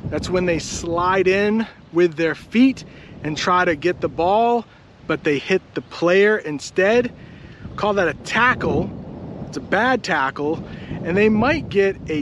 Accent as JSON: {"language": "English", "country": "United States", "said": "I'm an American"}